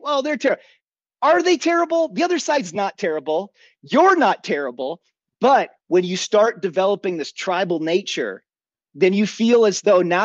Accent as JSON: {"language": "English", "region": "Minnesota", "country": "United States", "tie": "born or raised there", "moved": "yes", "said": "when I was a child growing up in Minnesota till later on as an adult"}